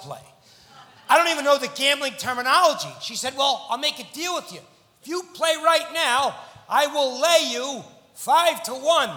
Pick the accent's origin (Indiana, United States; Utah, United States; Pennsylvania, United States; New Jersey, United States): New Jersey, United States; I'm from New Jersey